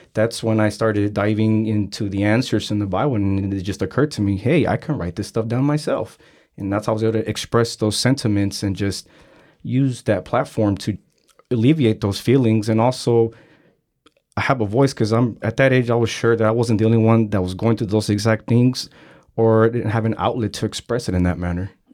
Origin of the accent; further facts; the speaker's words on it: San Francisco, California, United States; I'm from San Francisco, born and raised. I grew up in San Francisco during a time period that it was really bad in the Mission District